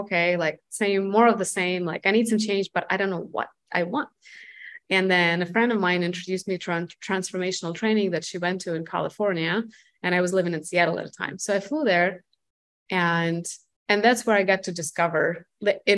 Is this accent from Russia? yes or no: yes; Russia; moved away as an adult; now in United States; I'm from Russia. I moved here in 2006 to the United States